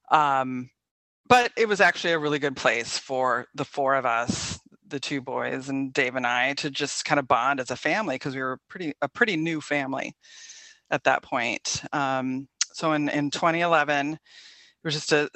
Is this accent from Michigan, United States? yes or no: no; Portland, Oregon, United States; also born or lived in La Grande, Oregon; I'm originally from Portland, but moved to Eastern Oregon, a little town called La Grande